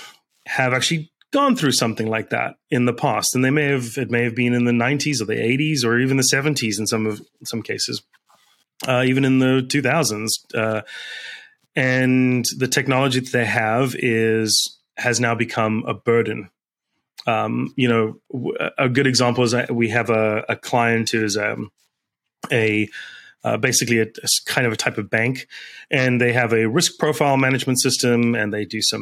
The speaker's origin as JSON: {"language": "English", "country": "South Africa", "tie": "born or raised there", "moved": "yes", "lives_now": "United States", "said": "I grew up in South Africa."}